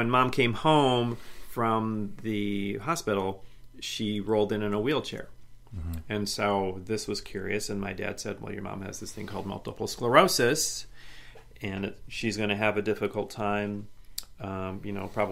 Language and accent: English; Midwest, United States; moved away; also born or lived in Portland; when you're growing up in the Midwest